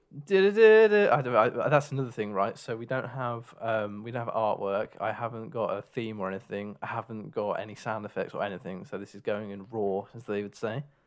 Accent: England, United Kingdom; we are actually from England. Um, so that's our home nation

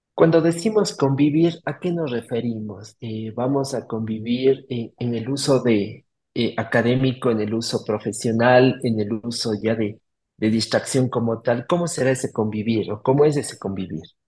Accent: Cuenca, Azuay, Ecuador; accent: Cuencano sing-song (cantadito); mi cantadito cuencán

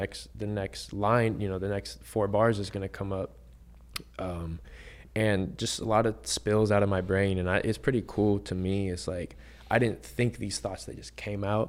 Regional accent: San Diego, California, United States; I grew up in East County, San Diego.

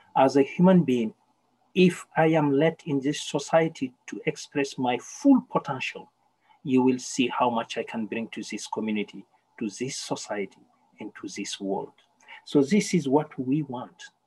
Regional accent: Senegal; now in Victoria, Canada; I was born in a small village in Senegal called Soringo, and I'm from a tribe called the Soninke.

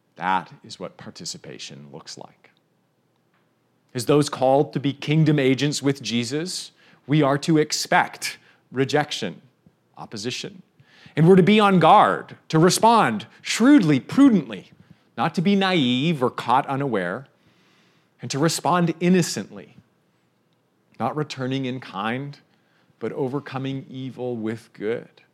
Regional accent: Canada; I'm Canadian

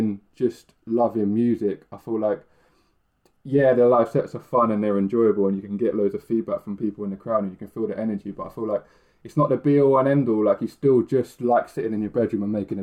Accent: Milton Keynes, South East England, United Kingdom; I grew up in like Milton Keynes

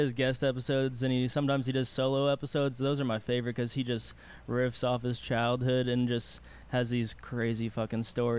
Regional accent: Las Vegas, Nevada, United States; I'm from Las Vegas. I was born inside a freaking casino right on the poker table.

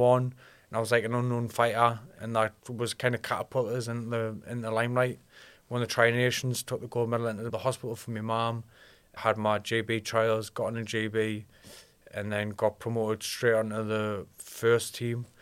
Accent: Alnwick, North East England, United Kingdom; also born or lived in Ashington; I was raised in Annick

